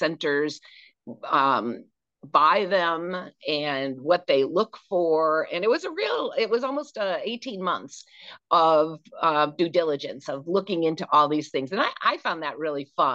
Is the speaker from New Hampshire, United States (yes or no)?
yes; Manchester, New Hampshire, United States; moved away as an adult; also born or lived in Boston, Massachusetts / Vermont / Connecticut; I grew up in Manchester, New Hampshire